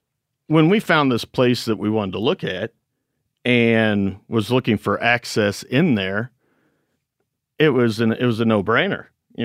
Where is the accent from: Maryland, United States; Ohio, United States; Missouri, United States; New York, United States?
Missouri, United States; Missouri Ozarks, United States; We're from Missouri.